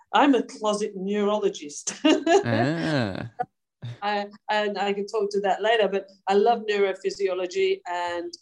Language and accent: English; Yorkshire and the Humber, United Kingdom; moved away as an adult; now in Australia; I was brought up in Yorkshire.